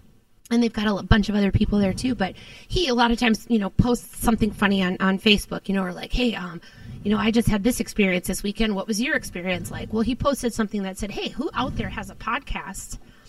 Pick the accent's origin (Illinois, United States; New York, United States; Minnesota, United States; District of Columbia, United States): Minnesota, United States; Minneapolis; moved away; my hometown, Minneapolis